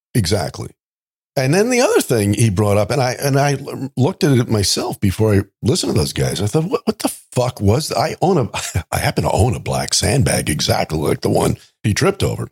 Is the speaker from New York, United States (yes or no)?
yes; New York, United States; I grew up in New York